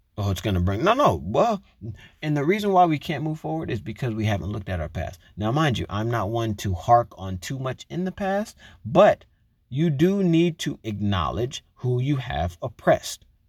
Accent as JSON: {"language": "English", "country": "United States", "said": "I am American, I live in America"}